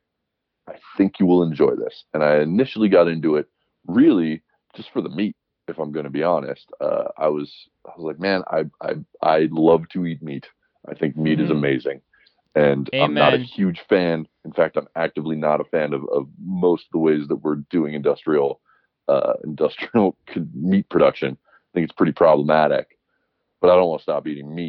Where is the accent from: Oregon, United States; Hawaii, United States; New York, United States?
Hawaii, United States; Oahu; also born or lived in Alaska / Montana; now in Bozeman, United States; I grew up on Oahu where there's far less of a hunting culture